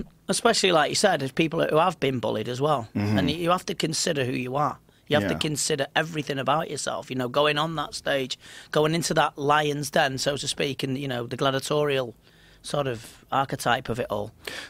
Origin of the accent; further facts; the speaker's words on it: England, United Kingdom; But polite, I'm English.